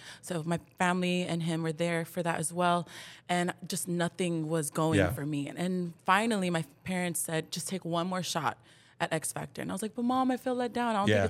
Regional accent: Santa Ana, California, United States; I grew up in Santa Ana, California, Orange County.

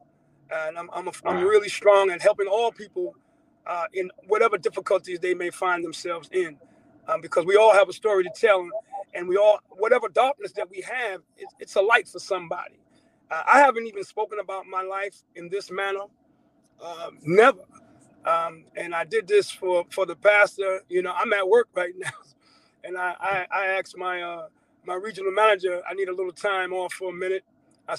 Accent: Long Island, New York, United States; now in Georgia, United States; I'm originally from New York. I'm from Long Island, New York

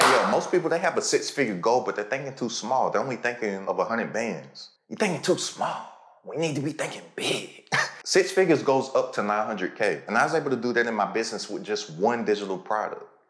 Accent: Lexington, Kentucky, United States; I'm from Lexington, Kentucky, literally the tippy top of Kentucky

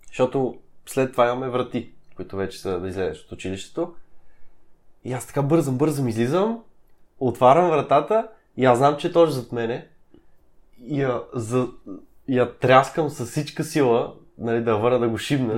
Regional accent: Sofia, Sofia City, Bulgaria; от София сме

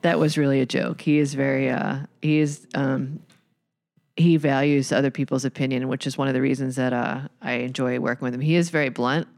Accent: Philadelphia, Pennsylvania, United States; I grew up in Philadelphia, in, in the city, really, Row House, Philadelphia

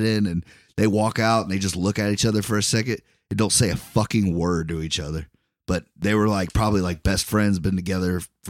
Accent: Brooklyn, New York, United States; I'm from Brooklyn, you know?

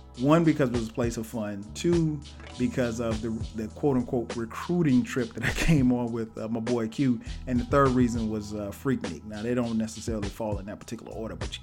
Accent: Florence, South Carolina, United States; moved away as an adult; also born or lived in Orangeburg, South Carolina; now in Atlanta, United States; our hometown, Florence

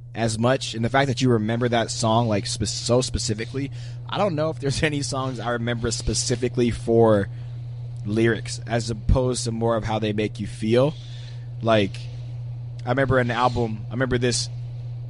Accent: Pennsylvania, United States; we grew up in Pennsylvania

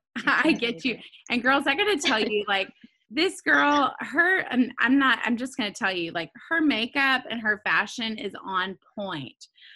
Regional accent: Nashville, Tennessee, United States; also born or lived in Texas; now in Florida, United States; in Nashville in my hometown.

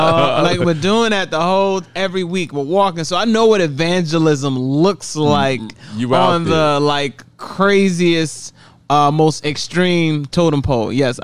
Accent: Atlanta, Georgia, United States; also born or lived in Nigeria; I was born in Atlanta, but we moved to Nigeria

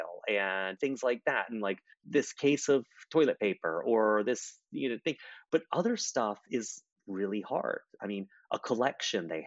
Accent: Charleston, South Carolina, United States; In Charleston, where I'm from

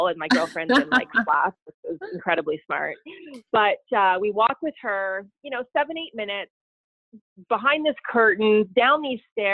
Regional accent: Ottawa, Ontario, Canada; also born or lived in Sudbury, Ontario; I was about 6, and I grew up in Ottawa

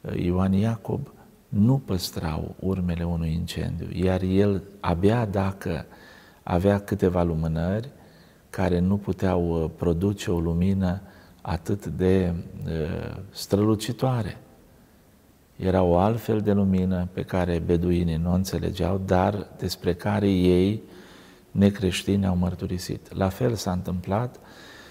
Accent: Romania; oamenii din satul meu, natal

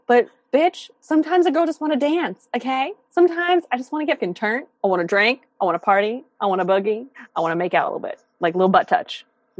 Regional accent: Santa Monica, California, United States; born there; now in New York, United States; technically, I was born in Santa Monica, and then I lived in Beverly Wood for 3 years. But like, that's close enough. Beverly Hills.

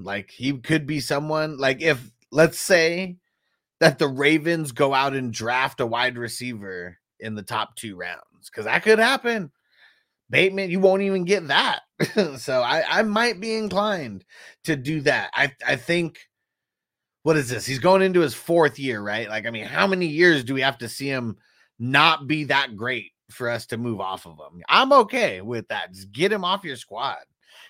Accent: Ohio, United States; Strange says a Honda plant about 45 minutes from where I grew up in Ohio.

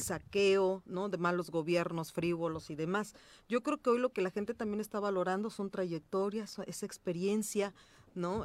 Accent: Cuautla, Morelos, Mexico; soy de Cuautla, de la región oriente, como siempre lo he dicho, morelense 100%

